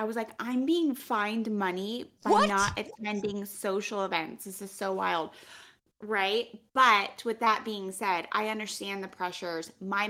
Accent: Pennsylvania, United States; I knew I could have always gone home to Pennsylvania. I'm from Pennsylvania.

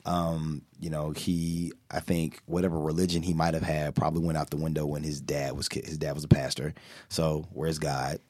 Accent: United States; I'm from America

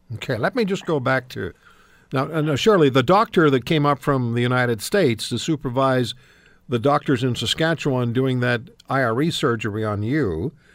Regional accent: Switzerland; now in Canada; I was born in Switzerland

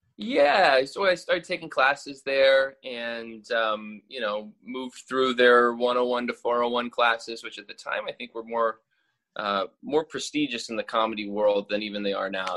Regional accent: Louisville, Kentucky, United States; moved away as an adult; now in New York, United States; I'm from Kentucky originally grew up in Louisville

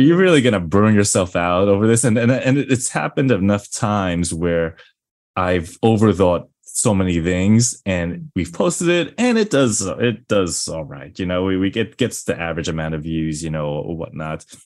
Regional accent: New York, United States; I'm from New York.

